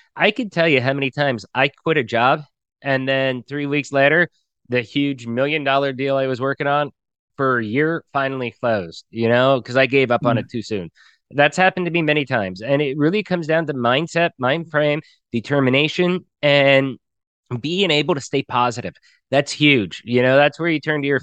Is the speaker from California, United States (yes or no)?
no; Pennsylvania, United States; moved away as an adult; now in Mexico; just being coal country, Pennsylvania, I'd always say Pennsylvania